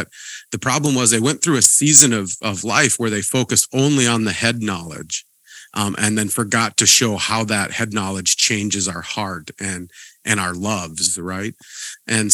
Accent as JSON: {"language": "English", "region": "Montana", "country": "United States", "tie": "born or raised there", "said": "I grew up in Montana"}